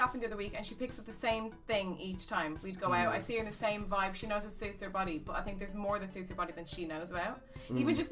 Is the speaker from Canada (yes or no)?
no; Ireland; accent: Irish; moved away as an adult; I am